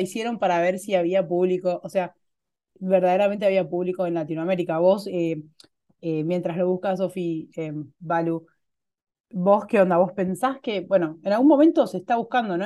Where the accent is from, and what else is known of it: Argentina